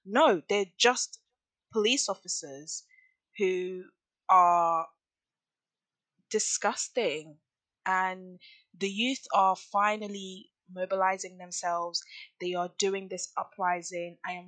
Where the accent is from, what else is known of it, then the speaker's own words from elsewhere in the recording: Nigeria; I am from a Nigerian heritage. I love Nigeria. I'm very, very in tune with my culture. I have family back home. I was born there. I am Nigerian.